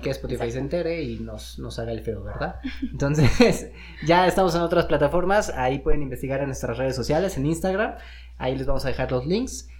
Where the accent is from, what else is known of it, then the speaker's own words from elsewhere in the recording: Mexico; Como buenos mexicanos